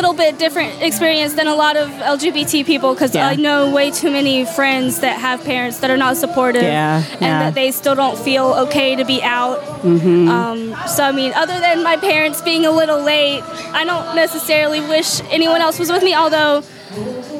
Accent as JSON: {"language": "English", "town": "Rock Hill", "region": "South Carolina", "country": "United States", "tie": "born or raised there", "said": "I was born and raised in Rock Hill"}